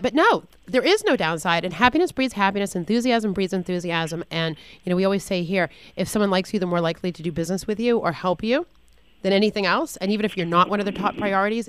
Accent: Boston, Massachusetts, United States; now in South Florida, United States; I'm from Boston originally

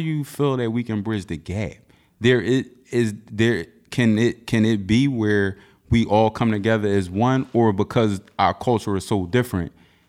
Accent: United States; Being as though you're from Africa and I'm from America, I always wanted to know what does that look like for you

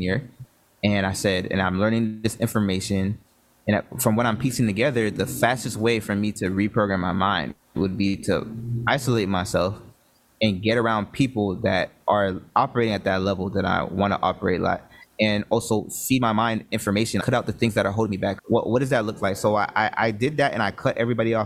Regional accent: Broward County, South Florida, United States; I'm from Florida. I'm from South Florida, from Broward County

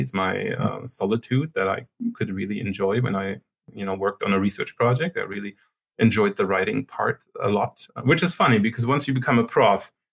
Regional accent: Germany; moved away as an adult; also born or lived in Sweden / Canada; now in Waterloo, Canada; I'm originally from Germany, and then I went to Sweden to do my PhD there.

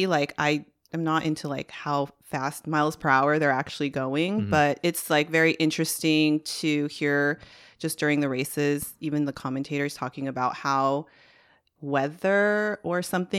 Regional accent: United States; at least as an American, you're waking up at a weird time to enjoy a motorsport.

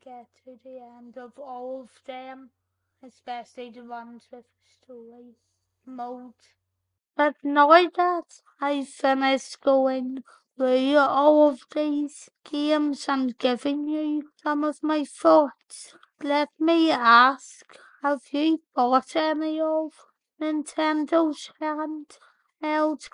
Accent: Northern Ireland, United Kingdom; accent: Northern Ireland; my Northern Ireland accent

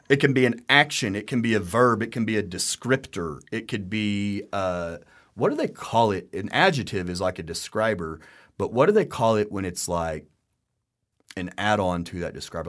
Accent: Texas, United States; We've both lived here our whole lives

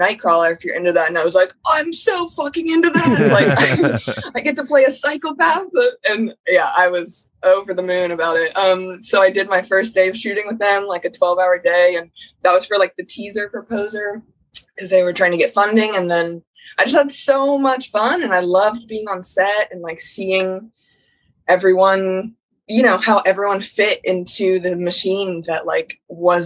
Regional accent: Columbus, Ohio, United States; Born and raised in Columbus

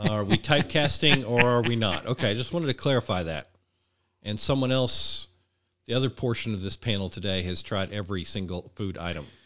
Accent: Arkansas, United States; moved away; also born or lived in Midwest; I am from Arkansas originally

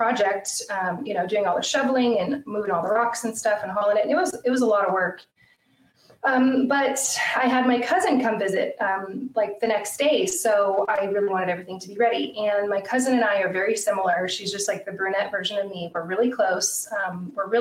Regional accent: Idaho, United States; also born or lived in Lake Tahoe, California / California; now in Washington, United States; I grew up in Idaho

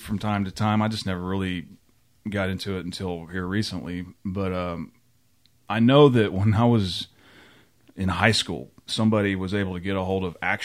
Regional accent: Oklahoma, United States; New Walla, Oklahoma, my hometown

